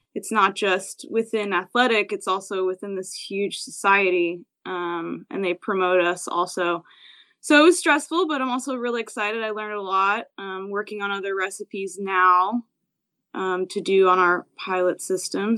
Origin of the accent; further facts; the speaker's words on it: New Jersey, United States; moved away as an adult; also born or lived in Philadelphia / New York / Hawaii / California; now in San Diego, United States; I grew up in New Jersey, um, and I was there until I went to college in Philadelphia.